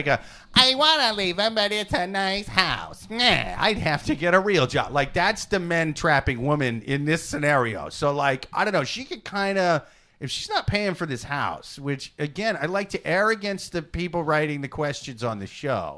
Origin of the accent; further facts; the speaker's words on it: Iowa, United States; now in New York City, United States; I'm from Iowa